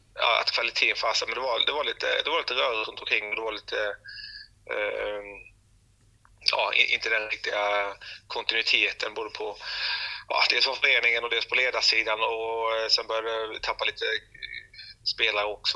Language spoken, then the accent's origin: Swedish; Växjö, Kronoberg County, Sweden; moved away as an adult; also born or lived in Norrköping; jag växte upp på eh, Teleborg eh, mm. i Växjö